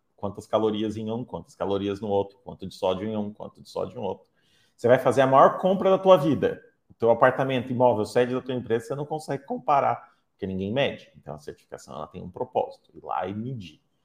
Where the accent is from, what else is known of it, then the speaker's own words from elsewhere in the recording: Curitiba, Paraná, Brazil; como paranaenses curitibanos